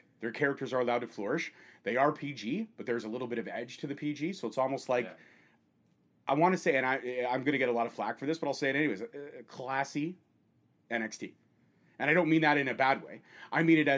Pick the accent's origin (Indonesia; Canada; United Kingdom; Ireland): Canada; We, as Canadian fans